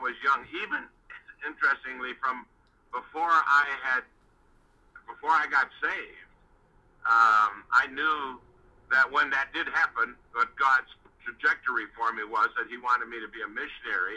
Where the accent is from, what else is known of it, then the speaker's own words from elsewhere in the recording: Chicago, Illinois, United States; also born or lived in Manzini, Swaziland; I grew up in Chicago, I was born in Manzini, Swaziland